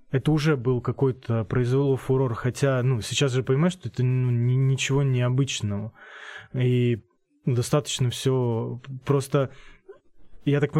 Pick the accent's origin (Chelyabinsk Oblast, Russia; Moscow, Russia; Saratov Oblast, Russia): Saratov Oblast, Russia; Saratov; moved away as an adult; now in Voronezh, Russia